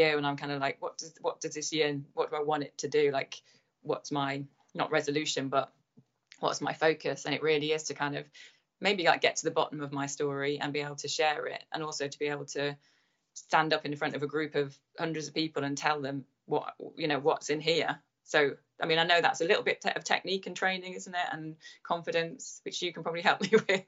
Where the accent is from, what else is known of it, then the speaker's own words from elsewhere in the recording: London, United Kingdom; I'd be like, oh, from Chiswick